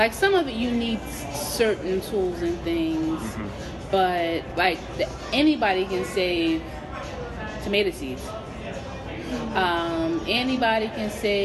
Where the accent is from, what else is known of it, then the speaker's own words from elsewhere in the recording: Camden, New Jersey, United States; moved away as an adult; also born or lived in Philadelphia, Pennsylvania; now in Iowa, United States; I was born in Philly, but I lived most of my life in Camden, New Jersey